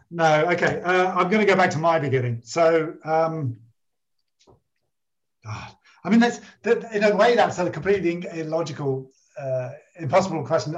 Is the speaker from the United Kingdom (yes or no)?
yes; United Kingdom; I'm very British